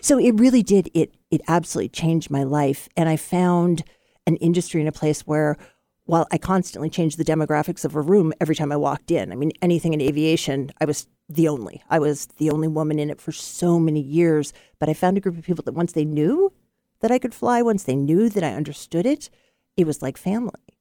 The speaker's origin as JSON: {"language": "English", "town": "Portland", "region": "Oregon", "country": "United States", "tie": "born or raised there", "also_born_or_lived": "Womack, Oregon", "said": "I was born in Portland, and we lived in Womack"}